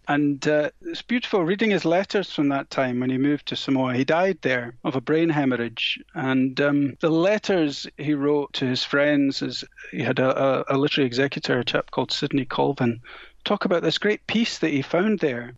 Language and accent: English; Scotland, United Kingdom; where I grew up in Scotland